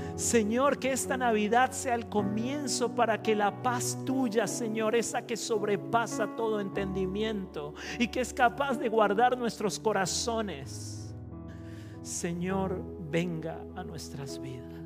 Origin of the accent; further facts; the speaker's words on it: Costa Rica; yo soy de Centroamérica, de Costa Rica